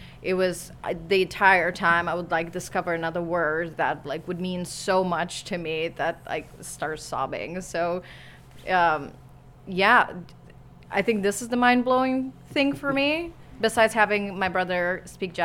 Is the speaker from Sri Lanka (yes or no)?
no; Romania; first language Romanian; English is a second language; moved away as an adult; now in New York, United States; This is the first time I'm speaking in my native language. I started theater when I came to New York 7 years ago, so I never got to act in my own language.